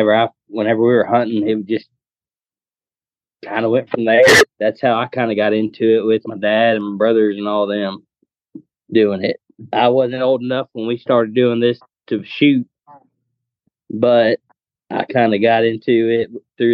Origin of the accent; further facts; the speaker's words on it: South Texas, United States; I grew up down here in South Texas